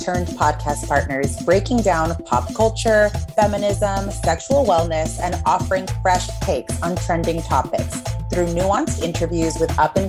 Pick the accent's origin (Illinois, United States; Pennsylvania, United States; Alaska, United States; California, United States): California, United States; San Gabriel Valley; we grew up in the San Gabriel Valley.